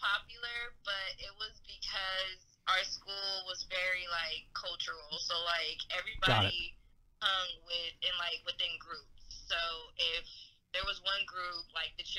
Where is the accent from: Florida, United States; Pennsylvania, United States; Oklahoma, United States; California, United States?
California, United States; San Francisco; also born or lived in East Bay; originally from San Francisco, California.